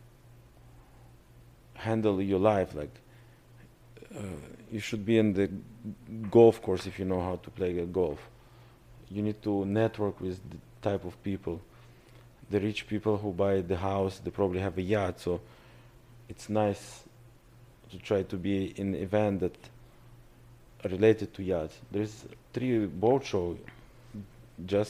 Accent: Russia; accent: Russian; English is a second language; moved away; My father laughed on my Russian accent.

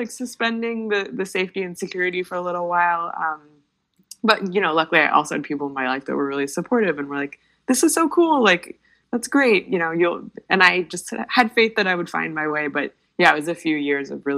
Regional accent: United States; as an American

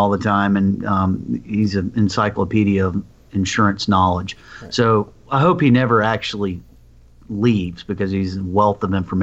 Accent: Alabama, United States; I'm from Alabama.

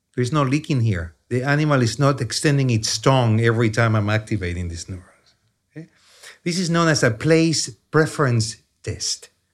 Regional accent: Chile; accent: heavy Chilean accent; English is a second language; moved away as an adult; now in United States; I grew up in Chile. That's where the accent comes from

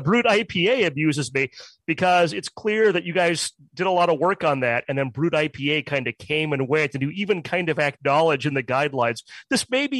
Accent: United States; as an American

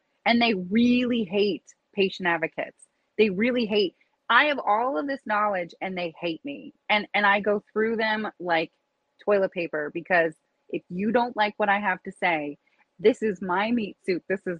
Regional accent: Rapid City, South Dakota, United States; also born or lived in Papillion, Nebraska; now in Washington, United States; I'm from Rapid City originally.

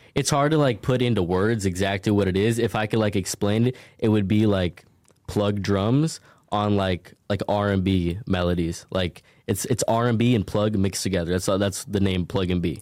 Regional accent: Minneapolis, Minnesota, United States; I'm from originally Minneapolis, Minnesota

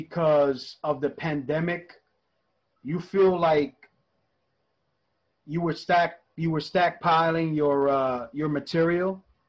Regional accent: New York, United States; moved away; I'm originally from New York

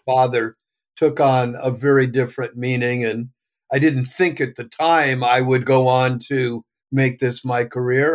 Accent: California, United States; also born or lived in New York; I was born in New York, came to California

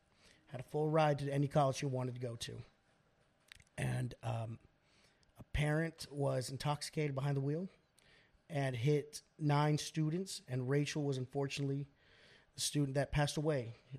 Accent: Oklahoma City, Oklahoma, United States; Because I grew up in Oklahoma City Public Schools.

